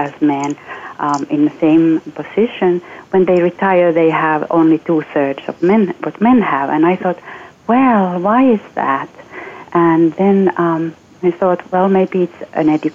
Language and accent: English; Finland; moved away; I'm originally from Finland